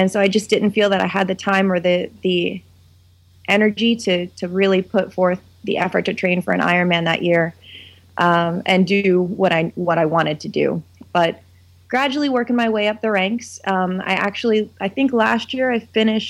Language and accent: English; West Virginia, United States; I hail from West Bygod, Virginia, and it is I teach at West Virginia University